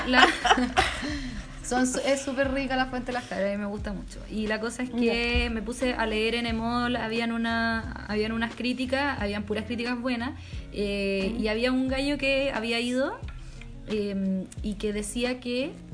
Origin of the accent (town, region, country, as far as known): Chile